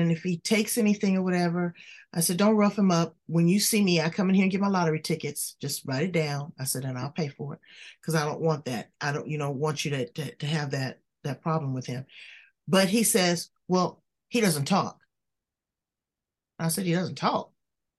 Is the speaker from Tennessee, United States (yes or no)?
no; Los Angeles, California, United States; I'm still from South Central